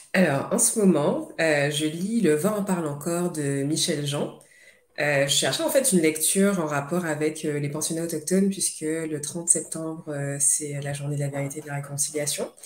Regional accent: Pointe-à-Pitre, Guadeloupe; moved away as an adult; also born or lived in Paris, France; now in Montreal, Canada; je suis née à Pointe-à-Pitre, en Guadeloupe. J'ai grandi

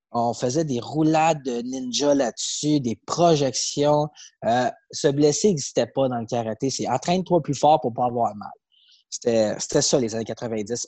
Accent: Saint-Eustache, Quebec, Canada; je grandissais à Saint-Eustache

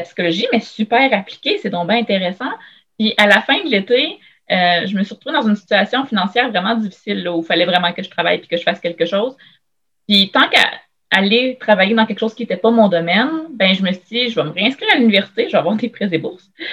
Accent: Shawinigan, Quebec, Canada; moved away as an adult; now in Quebec City, Canada; je viens de Shawinigan à la base.

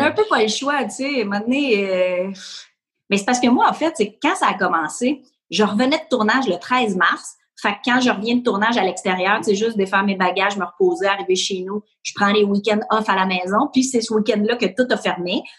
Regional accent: Ahuntsic, Quebec, Canada; j'ai grandi à Annecy

